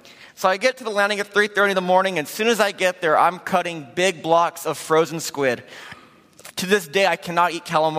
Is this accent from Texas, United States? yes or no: no; Ontario, California, United States; also born or lived in Chino, California; I was born in Chino, California, raised in Ontario.